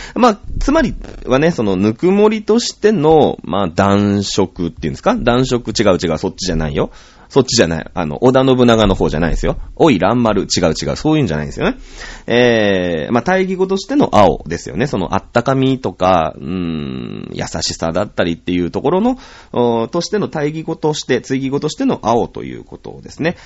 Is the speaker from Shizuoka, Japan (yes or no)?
yes; Shizuoka, Japan; 僕静岡人だから